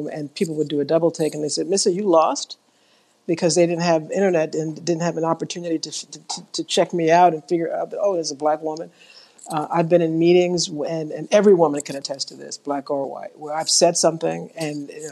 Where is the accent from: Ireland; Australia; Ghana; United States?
United States; New York; grew up in New York, in the South Bronx, in the projects